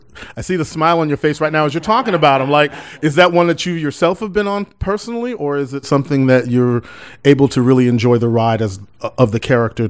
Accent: Galveston, Texas, United States; I'm from Texas. I grew up in Galveston, went to school at UT Austin.

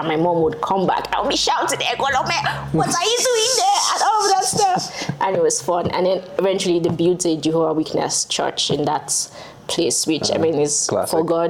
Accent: Benin City, Edo, Nigeria; I grew up in Benin City in Nigeria, in Edo State, as in the South.

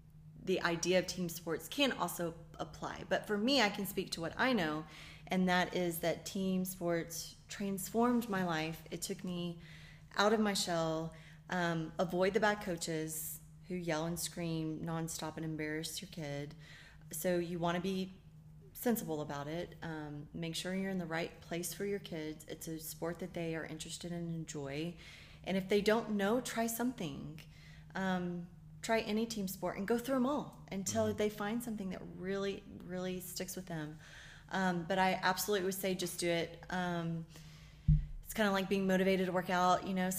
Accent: Daytona Beach, Florida, United States; And my dad used to tow airplanes up and, you know, the banners up and down. I'm from Daytona Beach. He used to tow those banners.

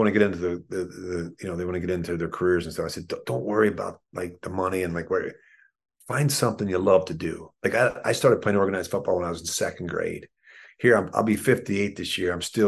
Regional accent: Philadelphia, Pennsylvania, United States; the experiences that I had as a child growing up in Philadelphia with my mom and dad

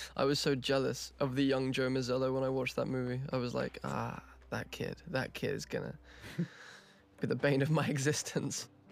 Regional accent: England, United Kingdom; accent: English; my English accent

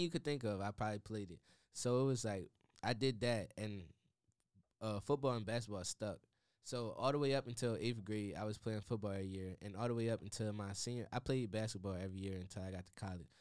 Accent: Harrisburg, Pennsylvania, United States; moved away as an adult; now in Washington, D.C., United States; growing up in Harrisburg, it was like everybody knew my dad

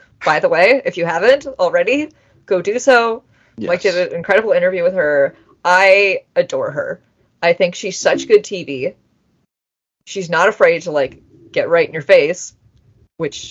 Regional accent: Canada; I'm Canadian

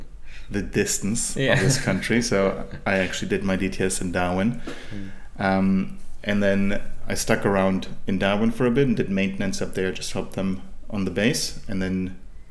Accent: Germany; moved away as an adult; now in Sunshine Coast, Australia; So, I'm from Germany originally. I was born in a small town in Germany, and that's where I grew up

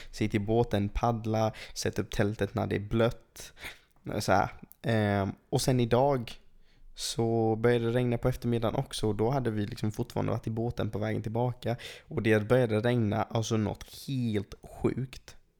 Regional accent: England, United Kingdom; now in Sweden; jag är uppvuxen i England

